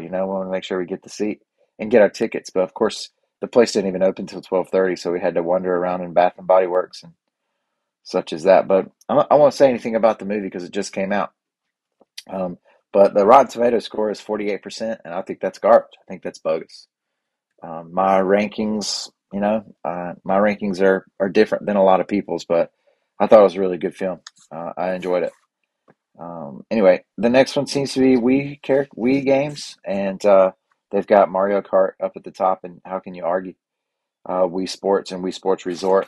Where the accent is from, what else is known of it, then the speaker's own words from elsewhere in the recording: United States; I'm from Cleveland County.